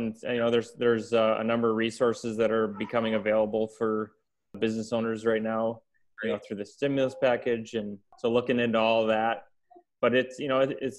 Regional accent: Grand Rapids, Michigan, United States; I'm from Grand Rapids, Michigan.

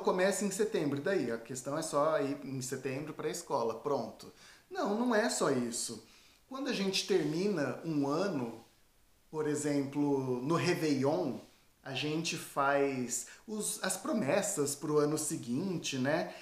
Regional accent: Tupã, São Paulo, Brazil; moved away as an adult; now in France; eu sou do interior de São Paulo

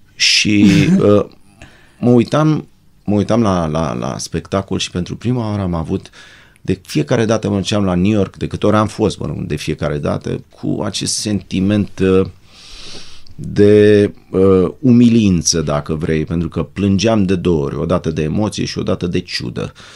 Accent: Bucharest, Romania; ne-au repartizat la un apartamentel cu două camere de 50 de metri pătrați în zona Dorobanți

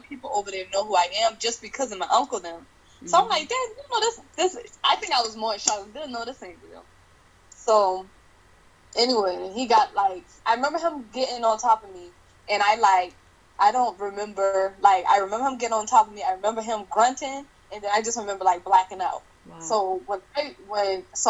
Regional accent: Charleston, South Carolina, United States; I'm from Charleston, South Carolina

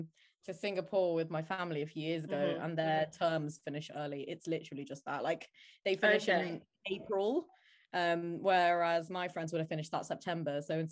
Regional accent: Manchester, North West England, United Kingdom; moved away as an adult; now in Nottingham, United Kingdom; I'm 20. I am from Manchester. I currently live in Nottingham because I go to uni here.

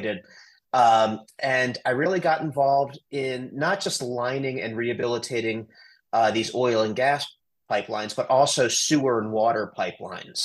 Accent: Washington, District of Columbia, United States; now in Colorado, United States; I grew up in Washington, D.C.

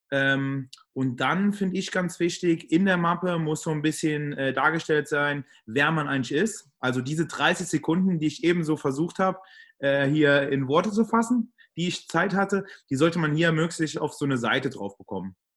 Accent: Trier, Rhineland-Palatinate, Germany; Ähm, ich komme und äh, lebe in Trier. Also ich komme aus Trier, lebe in Trier.

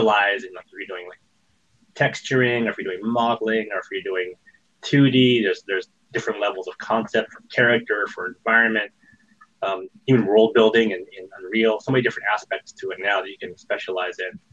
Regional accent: Fresno, California, United States; I grew up in Fresno, California, which was right next to Sierra Online

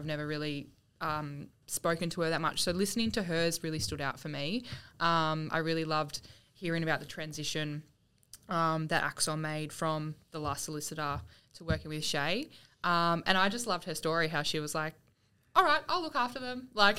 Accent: Yarrawonga, Victoria, Australia; also born or lived in Albury-Wodonga / Wangaratta; Country Victoria.

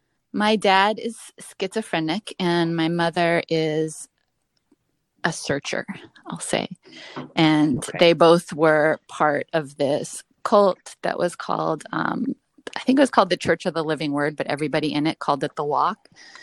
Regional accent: Illinois, United States; born there; I sort of grew up in L.A. My family, I was born in Illinois

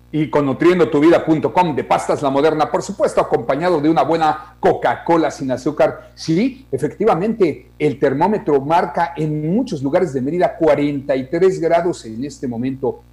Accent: Mexico; somos mexicanos

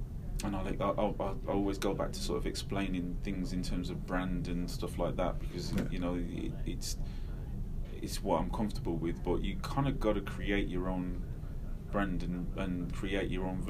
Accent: Manchester, North West England, United Kingdom; born there; also born or lived in Derby / Wolverhampton; I was born in Manchester, sort of Withenshaw, which at the time was probably the biggest council estate in Europe. And do you know what I mean? Moved to Derby, moved to Low Hill again was a crap area.

